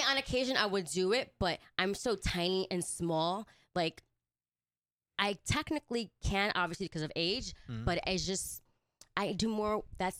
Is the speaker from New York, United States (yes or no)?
yes; New York, United States; New York, Brooklyn, New York.